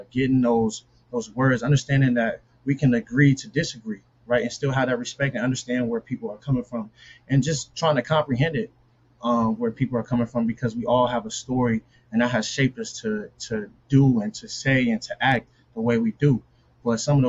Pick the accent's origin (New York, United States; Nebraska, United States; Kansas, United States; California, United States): Nebraska, United States; Omaha; moved away; also born or lived in Quincy, Illinois; I'm from Omaha, Nebraska.